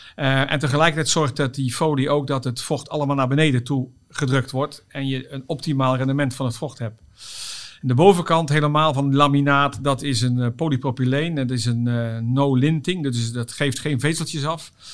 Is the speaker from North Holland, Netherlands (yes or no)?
no; Oss, North Brabant, Netherlands; het is niet Limburg, maar Brabant. Ik kom uit Os